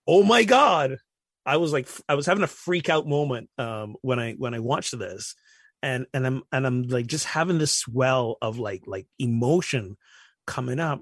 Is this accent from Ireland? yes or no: no; Barbados; I'm from Barbados